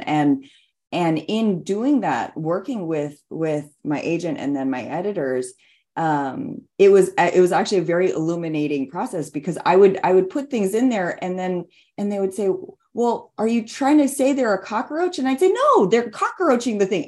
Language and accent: English; Hilo, Hawaii, United States; now in California, United States; my hometown of Hilo on the Big Island of Hawaii